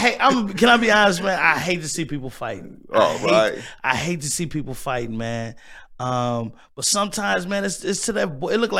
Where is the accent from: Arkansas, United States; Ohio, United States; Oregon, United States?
Arkansas, United States; Pine Bluff; also born or lived in Little Rock; now in Milwaukee, United States; And I was born in Little Rock, Arkansas, raised in Pine Bluff. I came to Milwaukee because my dad had a job